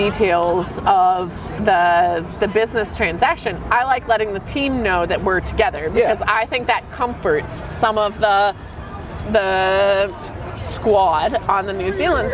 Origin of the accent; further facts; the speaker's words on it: United States; as a American